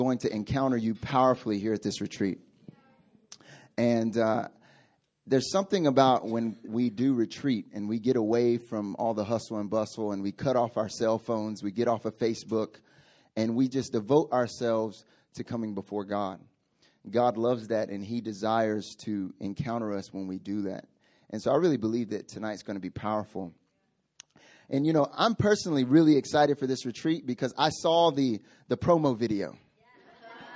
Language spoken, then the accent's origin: English; the South, United States; I'm from the South. I'm from the countryside of in America, and so we have weird sayings